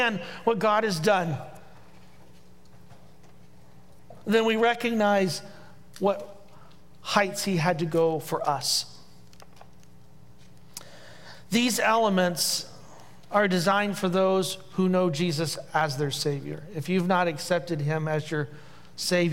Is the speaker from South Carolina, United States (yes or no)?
no; Indiana, United States; accent: Hoosier; my Hoosier accent